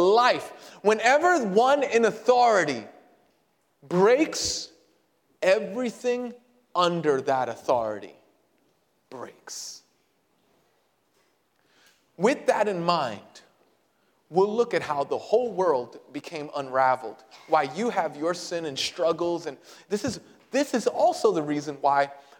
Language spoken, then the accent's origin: English; Puerto Rico; I'm Puerto Rican